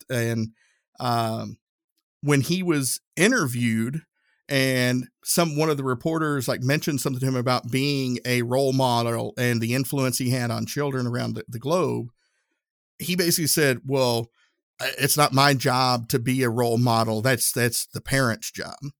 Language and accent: English; the South, United States; accent: southern; my southern accent